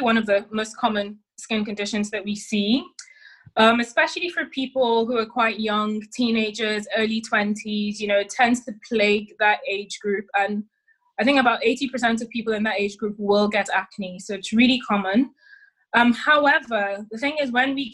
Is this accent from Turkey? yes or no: no; Nigeria; also born or lived in London; now in United Kingdom; I'm Nigerian